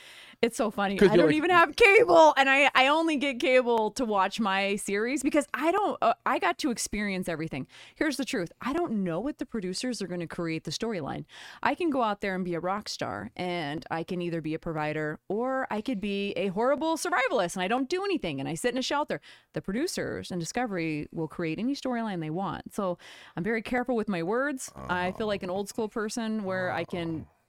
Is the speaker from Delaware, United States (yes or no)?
no; California, United States; That was my name because Callie was taken and I'm from California.